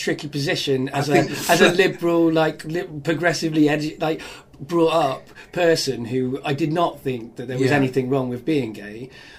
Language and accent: English; Cardiff, Wales, United Kingdom; my childhood growing up in Cardiff. Once I got there at 12